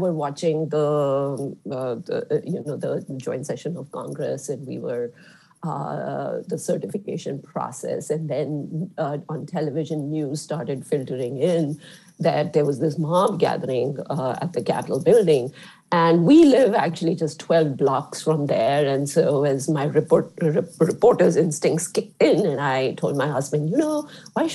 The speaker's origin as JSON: {"language": "English", "country": "India", "tie": "born or raised there", "moved": "yes", "said": "I grew up in India, right, which is not as mature as a, or an old democracy like the United States"}